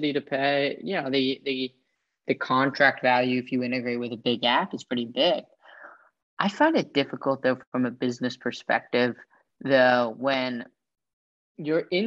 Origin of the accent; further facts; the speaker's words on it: San Francisco, California, United States; I grew up in San Francisco